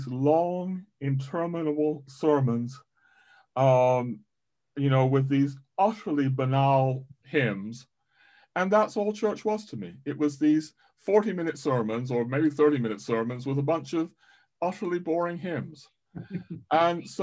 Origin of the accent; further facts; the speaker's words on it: United States; moved away; I grew up largely in America